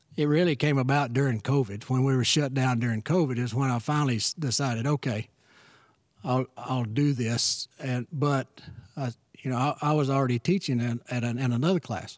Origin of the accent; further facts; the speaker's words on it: Kitticoat, Texas, United States; moved away as an adult; also born or lived in Shallowater, Texas; born and raised in Kitticoat, Texas